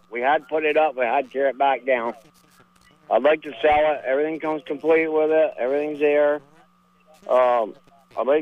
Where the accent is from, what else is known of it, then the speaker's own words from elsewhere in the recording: Fairfax, Vermont, United States; I'm from Fairfax.